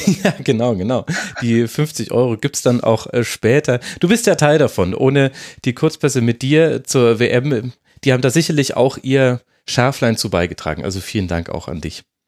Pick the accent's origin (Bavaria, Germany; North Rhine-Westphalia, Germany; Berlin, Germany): Bavaria, Germany; Munich; ich hier als Münchner